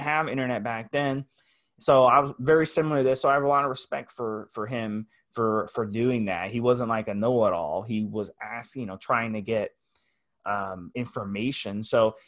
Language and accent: English; United States; the ignorant American.